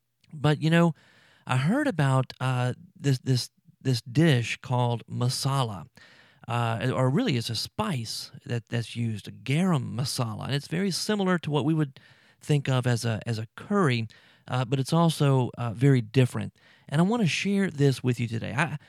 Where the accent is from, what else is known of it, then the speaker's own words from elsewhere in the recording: Baton Rouge, Louisiana, United States; also born or lived in New Orleans area, Louisiana; now in New Orleans, United States; I'm from South Louisiana, Baton Rouge originally, and I'm down just outside of New Orleans down here